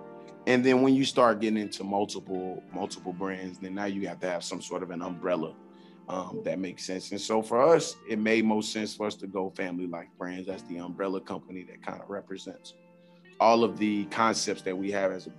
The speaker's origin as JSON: {"language": "English", "region": "the South", "country": "United States", "said": "who may be from other geographical areas, we're from the South."}